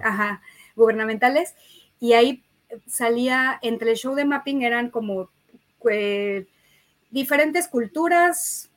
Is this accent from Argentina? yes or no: no; Mexico; De México